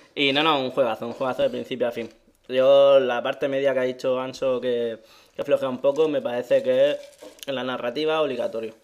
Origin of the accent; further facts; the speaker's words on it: Region of Murcia, Spain; me considero murciano.